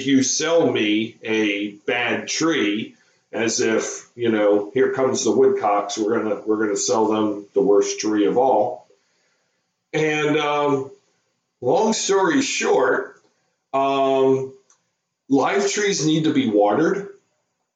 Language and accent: English; Howard County, Maryland, United States; growing up in Howard County, Maryland in the 70s, it was a little bit different than it is now. You didn't have, maybe only about a third of the people lived here.